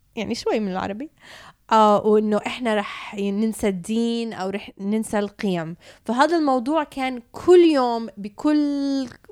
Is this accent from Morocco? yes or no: no; Canada; also born or lived in Palestine (ancestry) / Jordan (family); now in Dubai, United Arab Emirates; اتربيت بكندا